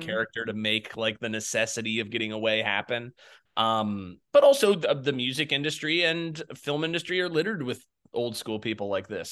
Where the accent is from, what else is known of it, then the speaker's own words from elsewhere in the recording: Jacksonville, Florida, United States; moved away; I'm from Jacksonville, Florida originally.